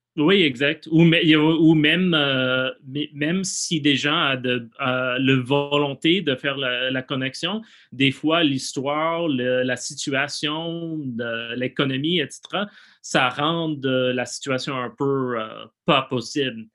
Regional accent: United States; French is a second language; moved away as an adult; now in Montreal, Canada; je suis plus, euh, comme artiste québécois, même si je viens des États-Unis

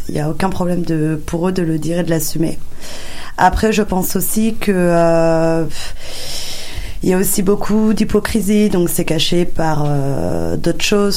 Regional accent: France; first language French; je suis euh, clairement française, je suis née en France, je parle que le français quasiment comme langue

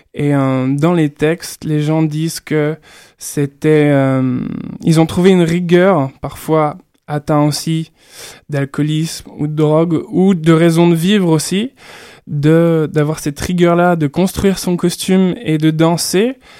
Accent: Burgundy, Bourgogne-Franche-Comté, France; Je viens de Bourgogne en plus, donc j'ai un certain rapport au vin

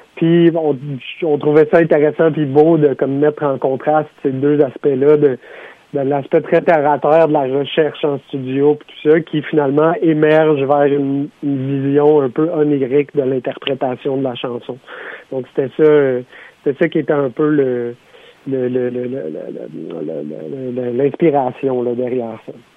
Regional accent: Sutton, Quebec, Canada; dans mon patelin à Sutton

